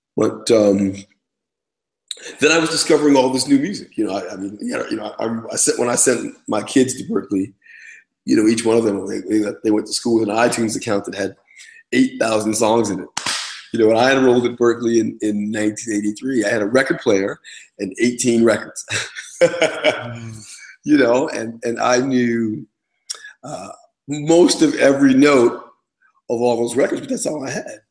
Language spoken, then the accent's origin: English; Lindenhurst, New York, United States; I grew up on Long Island in a little town called Lindenhurst, which is a suburb about an hour outside of New York City